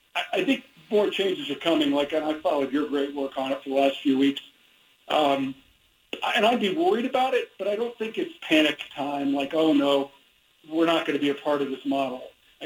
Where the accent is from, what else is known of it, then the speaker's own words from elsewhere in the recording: Midwest, United States; I know seasonal mood disorder is a real thing because I grew up in the Midwest, and I know about those winters